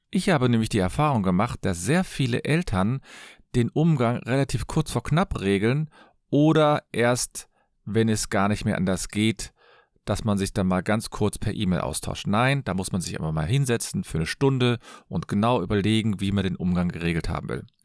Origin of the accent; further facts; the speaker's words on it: Cologne, North Rhine-Westphalia, Germany; Ich komme aus Köln. Ich bin Fachanwalt für Familienrecht.